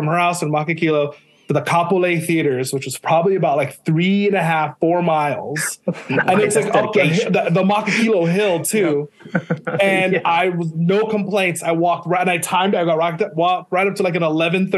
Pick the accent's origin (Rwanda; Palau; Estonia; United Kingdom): Palau; first language English; also born or lived in Maine, United States / Hawaii, United States; now in California, United States; I was born in Maine, in the States, but we moved out to the islands to Micronesia when I was like 5 months old. So I was raised out there